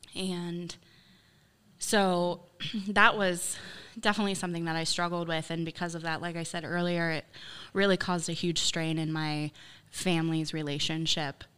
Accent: Baltic, Ohio, United States; also born or lived in Dover, Ohio; I grew up in Baltic. I lived there until I was eighteen

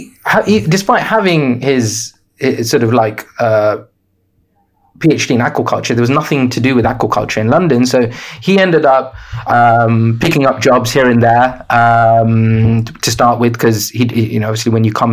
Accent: Sri Lanka; born there; I was born in Sri Lanka. My parents are Sri Lankan.

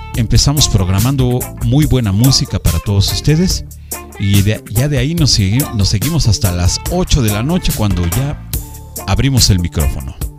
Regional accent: Mexico; aquí en nuestro bello México

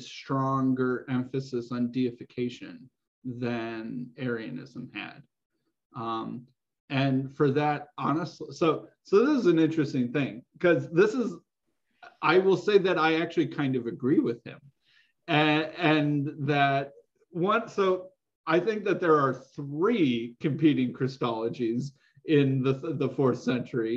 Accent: United States; as an American

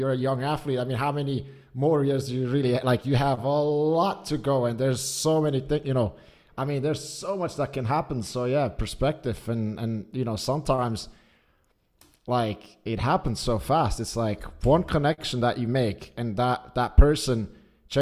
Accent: Zurich, Switzerland; also born or lived in United States; I was born and raised outside of Zurich, or I was born in Zurich and then kind of raised a bit outside.

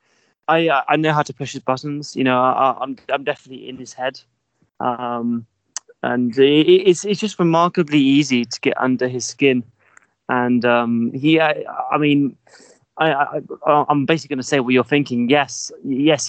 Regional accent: Staines, South East England, United Kingdom; I come from Staines in Surrey

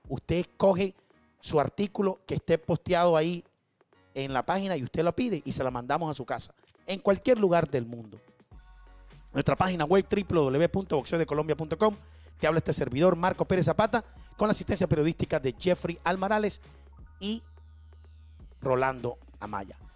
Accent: Colombia; soy de Colombia, ¿cómo vamos?

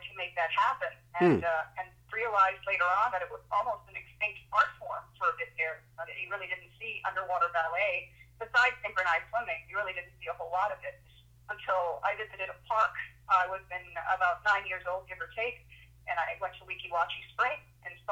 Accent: San Juan, Puerto Rico; also born or lived in Vieques, Puerto Rico; I was born in Vieques, which is pretty much Puerto Rico. It's an island off Puerto Rico. So I was born there, but raised in San Juan.

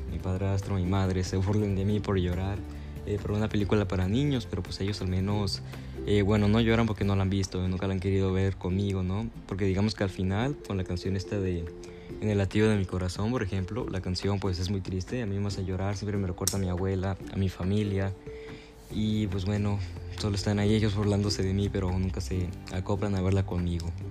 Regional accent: Mexico; yo como mexicano

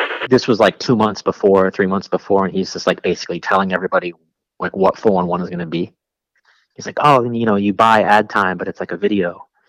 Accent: Lakewood, California, United States; also born or lived in Bellflower / Downey / Norwalk / Bell Gardens; No. So I was born in Lakewood, but then I bounced around that whole zone, like Lakewood, Bellflower, Downey, you know, Norwalk, Bell Gardens, like that whole zone, Pico Rivera, that whole zone right there

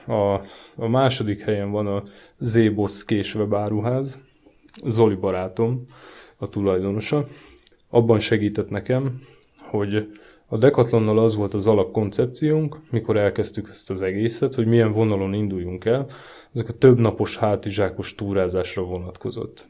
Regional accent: Márianosztra, Pest, Hungary; moved away as an adult; now in Budapest, Hungary; én eleve hegyek között nőttem fel, Márian Osztrai vagyok

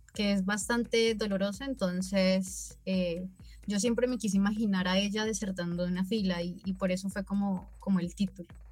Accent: Nariño, Colombia; now in Cali, Colombia; yo soy de Nariño, pero vivo en Cali hace como aproximadamente siete años

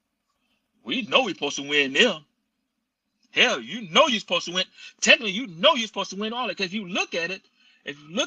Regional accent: Monroe, Louisiana, United States; I'm from Monroe

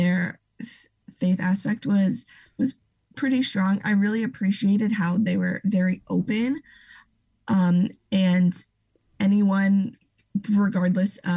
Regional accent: Ohio, United States; moved away as an adult; now in Chicago, United States; I am originally from Ohio

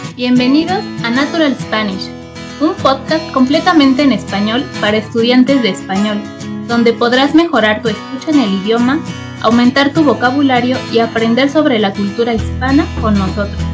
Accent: Mexico

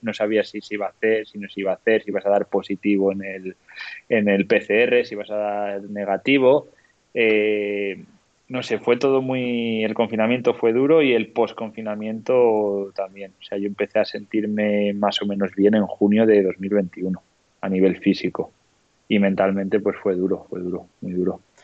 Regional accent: León, Castile and León, Spain; now in La Bañeza, Spain; vivo en La Bañeza, pero soy de León, ¿no? Entonces, desde el barrio en el que yo nací en León

